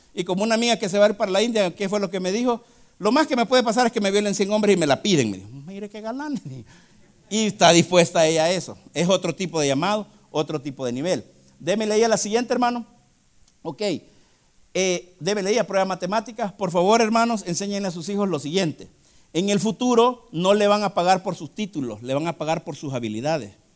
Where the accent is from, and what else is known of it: El Salvador